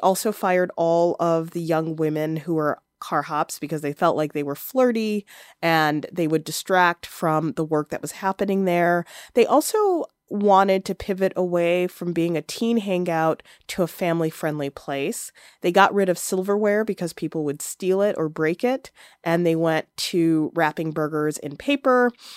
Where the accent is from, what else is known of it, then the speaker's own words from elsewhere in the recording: Chicago, Illinois, United States; growing up in Chicago